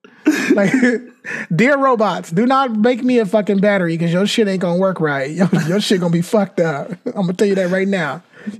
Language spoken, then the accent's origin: English; California, United States; We're from California. So, yeah.